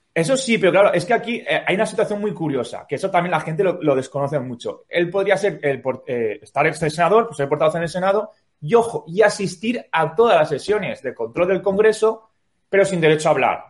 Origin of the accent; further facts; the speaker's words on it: Valencian Community, Spain; como valenciano que soy